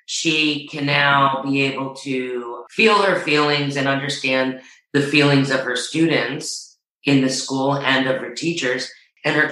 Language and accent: English; New Rochelle, New York, United States; I'm from New Rochelle.